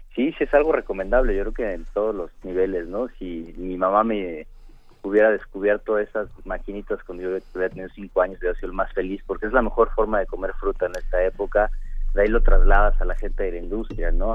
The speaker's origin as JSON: {"language": "Spanish", "country": "Mexico"}